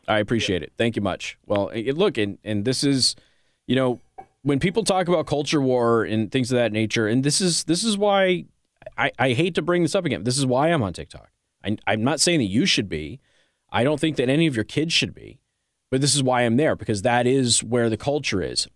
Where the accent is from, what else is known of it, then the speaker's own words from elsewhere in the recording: Las Vegas, Nevada, United States; I grew up in Las Vegas. I don't know how much you know about me. Like, I'm from Las Vegas